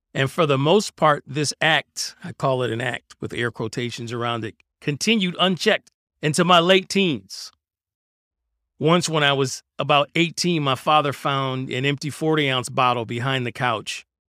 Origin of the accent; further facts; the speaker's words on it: Detroit, Michigan, United States; I grew up in Detroit, and growing up in Detroit in the nineteen eighties, it was a lawless place.